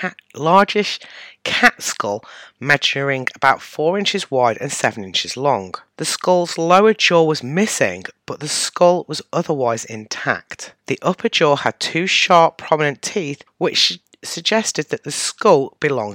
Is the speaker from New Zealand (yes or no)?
no; Midlands, United Kingdom; accent: Midlands; I have one of the many Midlands-based accents